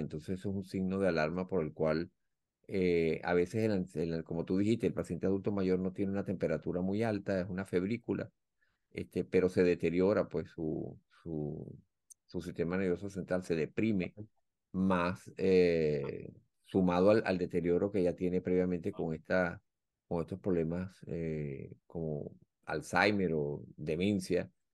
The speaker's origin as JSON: {"language": "Spanish", "country": "Venezuela", "moved": "yes", "lives_now": "United States", "said": "nuestro país"}